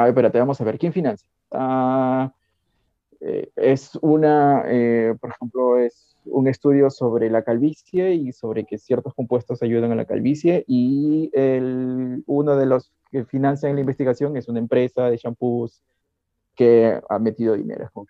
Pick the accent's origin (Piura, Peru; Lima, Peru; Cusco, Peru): Piura, Peru; Como soy piurano y he crecido en, en, Arenales